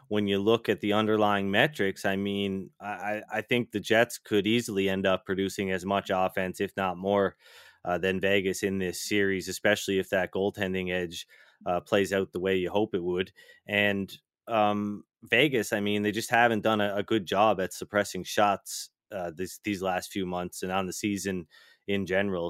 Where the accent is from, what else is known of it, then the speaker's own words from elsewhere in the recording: East Coast of Canada, Canada; now in Alberta, Canada; growing up on the East Coast of Canada, I know I live in, in Alberta now, uh, out here in Western Canada, but, um, I did grow up on the East Coast